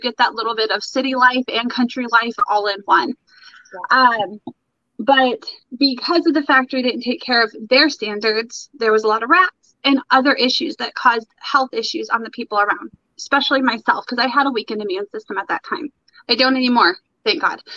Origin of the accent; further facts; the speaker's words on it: Brown City, Michigan, United States; moved away; I was born, or not born, but I was raised in Michigan for my most of my life.